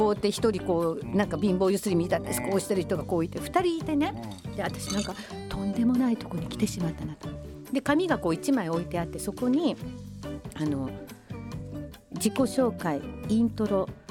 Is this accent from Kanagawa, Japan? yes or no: no; Komaki, Aichi, Japan; 生まれというか育ちは愛知県の小牧市